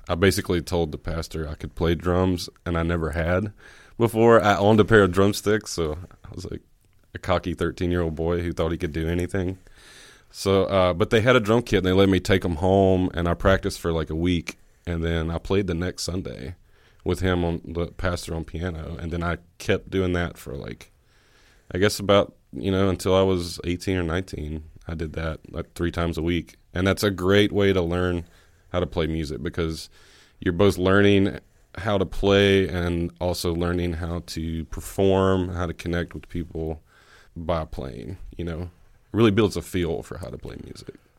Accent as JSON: {"language": "English", "town": "Oxford", "region": "Mississippi", "country": "United States", "tie": "born or raised there", "also_born_or_lived": "Calhoun County, Mississippi", "said": "I was actually born in Oxford at the, uh, the hospital here that's just on South Lamar"}